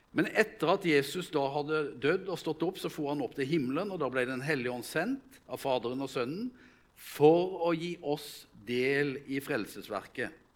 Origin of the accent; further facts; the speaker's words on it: Vegårshei, Agder, Norway; moved away; hjemme på Vegårshei, der jeg kommer fra